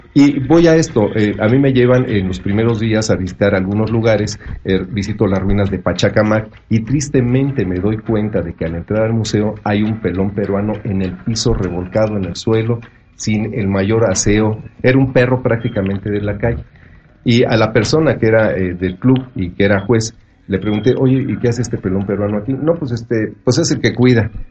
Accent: Mexico; somos mexicanos, no somos ni aztecas ni españoles, somos la mezcla

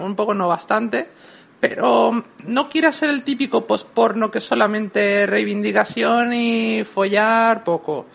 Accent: Mexico; now in Spain; En México yo puedo decir que en mis orígenes tal, a ver, vengo de donde vengo

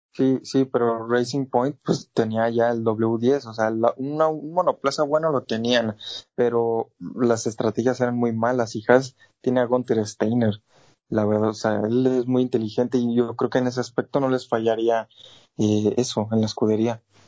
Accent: Mexico; como mexicano

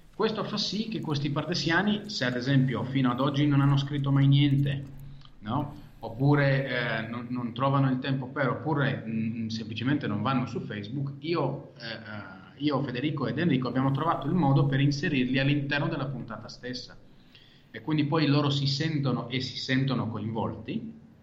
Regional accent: Israel; first language Hebrew; Italian is a second language; moved away as an adult; now in Italy; Io sono nato e cresciuto in Israele

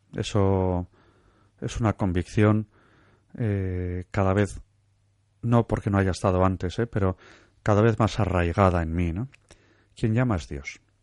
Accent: Santurtzi, Basque Country, Spain; yo soy de Santurce, originario

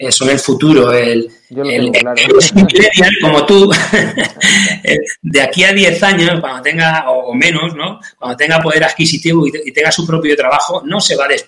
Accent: Castilla-La Mancha, Spain; Yo te, lo digo, ya no te lo digo desde el punto de vista romántico como {S0} manchego.

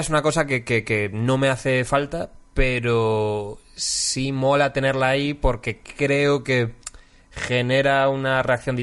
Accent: Galicia, Spain; moved away as an adult; now in Madrid, Spain; ser gallego

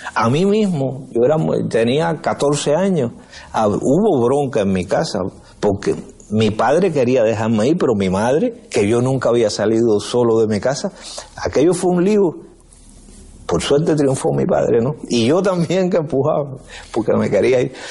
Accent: San Antonio de los Baños, Artemisa, Cuba; also born or lived in Havana; San Antonio de los Baños, que es mi pueblo

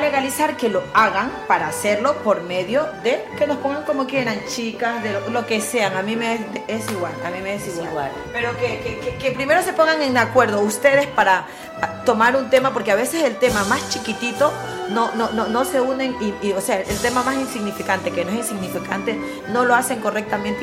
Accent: Colombia; now in Spain; somos colombiana

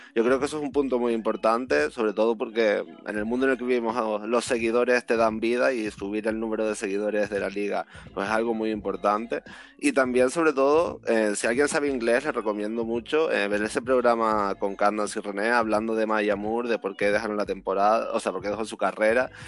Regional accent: Canary Islands, Spain; como canario

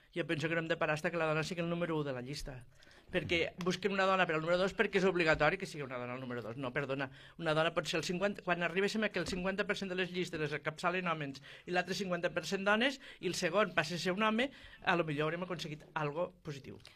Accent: Terres de l'Ebre, Catalonia, Spain; els de les Terres de l'Ebre

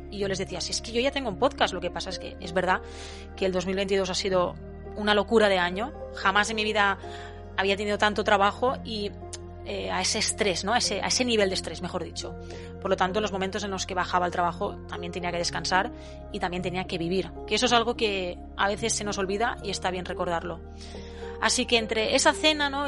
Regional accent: Valencian Community, Spain; en mi pueblo, en la comunidad valenciana

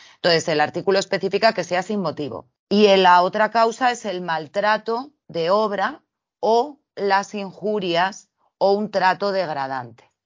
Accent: Spain; dado que vivimos en España, somos españoles

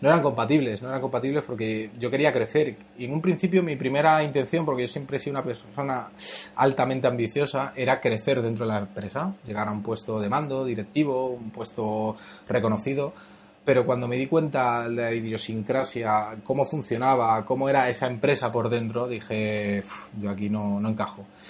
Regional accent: Madrid, Community of Madrid, Spain; also born or lived in Cuba; yo soy inmigrante, vine con ocho años a España, soy, somos de origen cubano

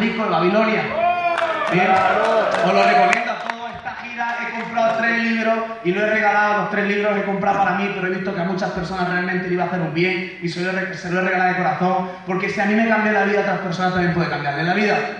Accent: Mula, Region of Murcia, Spain; yo soy de Murcia, España, de Mula, de un pueblo que son como 15.000 habitantes

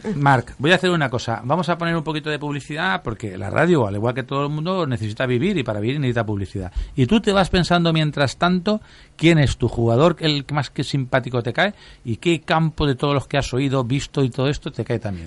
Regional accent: Valencian Community, Spain; somos valencianos

